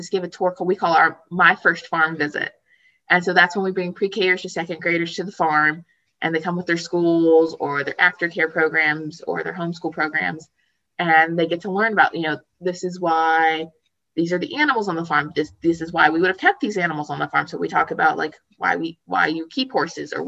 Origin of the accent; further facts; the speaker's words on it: Hendersonville, North Carolina, United States; moved away; I'm originally from Western North Carolina, below Asheville, Hendersonville area